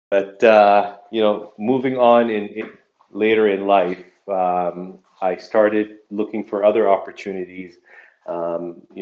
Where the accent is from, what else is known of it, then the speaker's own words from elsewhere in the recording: Saudi Arabia; also born or lived in Nigeria; I was born in in West Africa in Nigeria, um, and uh, my parents moved us to Saudi Arabia when I was six years old. So spent my formative years there